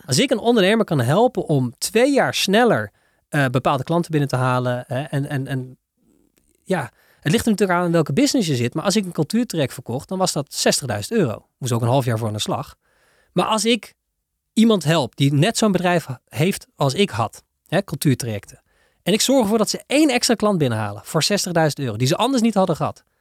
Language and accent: Dutch; Netherlands; Wij zijn als Hollanders